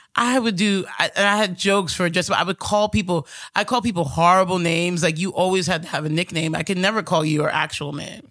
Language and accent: English; New York City, New York, United States; Growing up here in Astoria